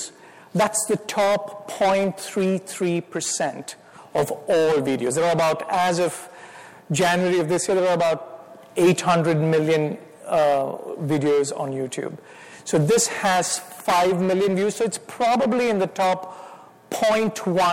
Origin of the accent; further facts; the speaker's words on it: India; accent: Indian; moved away as an adult; now in United States; my wife Miriam and I, we are from India. We came as graduate students, finished from Temple University. So I've been here for about 29 years. And if the Lord allows, I'll live the rest of my life here, but I will still have my Indian accent